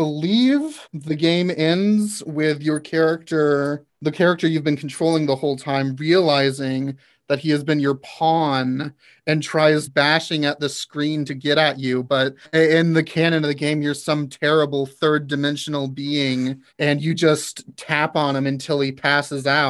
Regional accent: the South, United States; I am actually from the South

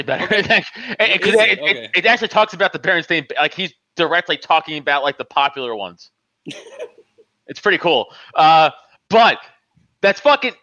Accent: New York, United States; moved away as an adult; now in Pennsylvania, United States; I grew up in Staten Island

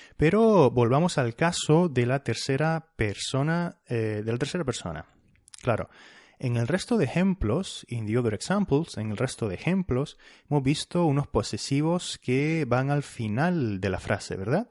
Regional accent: Canary Islands, Spain; soy de las Islas, de las islas Canarias

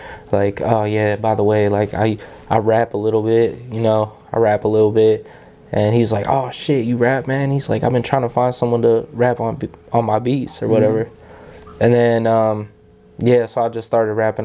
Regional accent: Ohio, United States; I'm from Asheville, Ohio.

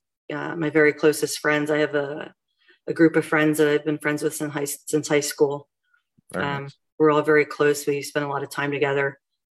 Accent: Collegeville, Pennsylvania, United States; moved away as an adult; also born or lived in Kutztown, Pennsylvania; now in Douglasville, United States; I grew up in Montgomery County, like Collegeville area

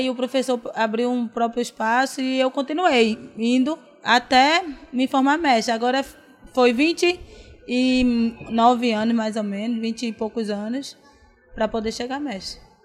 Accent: Santo Amaro, Pernambuco, Brazil; born or raised there; also born or lived in Paulista

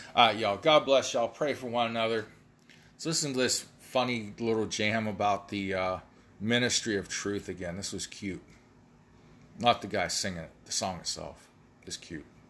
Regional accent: United States; I'm an American

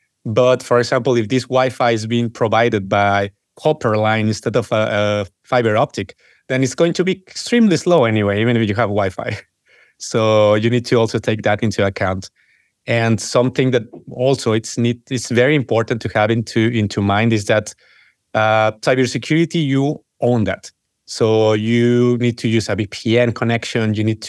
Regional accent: Mexico; moved away; I'm originally from Mexico

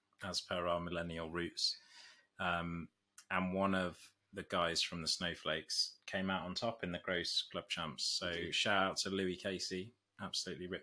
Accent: Nottinghamshire, East Midlands, United Kingdom; moved away as an adult; now in London, United Kingdom; I'm originally from Nottinghamshire

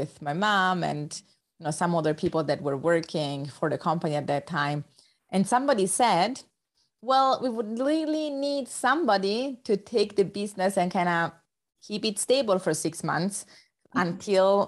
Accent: Rome, Lazio, Italy; English is a second language; you might notice from my accent that I'm not a native English speaker. So I was born actually in Rome, Italy.

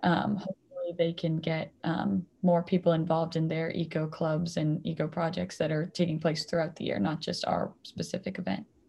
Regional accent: Mansfield, Massachusetts, United States; I am originally from Mansfield, Massachusetts, actually, where Tree Plenish was started

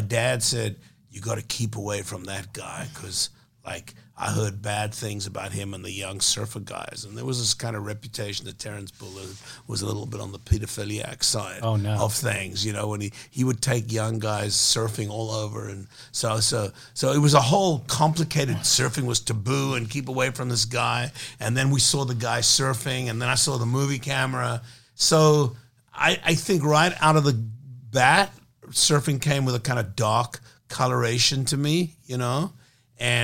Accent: Cape Town, Western Cape, South Africa; moved away; I was born in South Africa

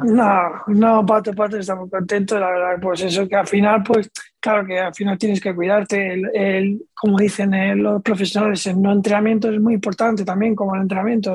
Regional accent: Region of Murcia, Spain; moved away as an adult; now in Tudela, Spain

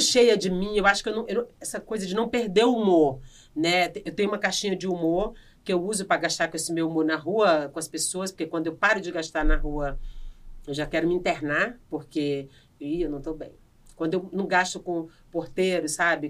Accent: Piauí, Brazil; accent: Northeastern; moved away as an adult; also born or lived in Maranhão; eu saí do Piauí com 18 anos, eu saí de casa

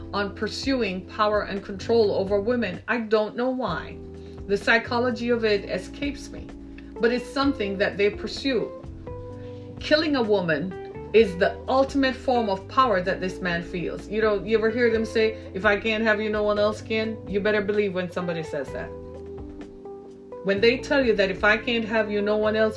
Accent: Jamaica; moved away as an adult; also born or lived in Orlando, Florida / Miami; now in United States; my home country of Jamaica.

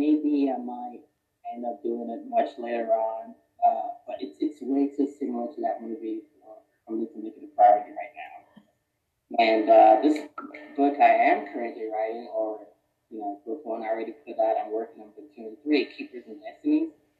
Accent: Philadelphia, Pennsylvania, United States; also born or lived in Oklahoma; now in Texas, United States; I'm from Philadelphia, but moved to Texas for work. I've actually moved around quite a bit.

